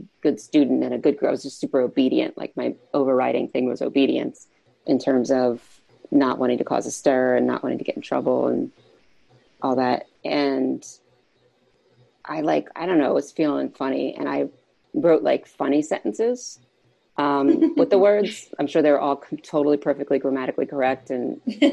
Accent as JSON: {"language": "English", "town": "Philadelphia", "region": "Pennsylvania", "country": "United States", "tie": "born or raised there", "said": "I grew up in Philadelphia in a family of four kids"}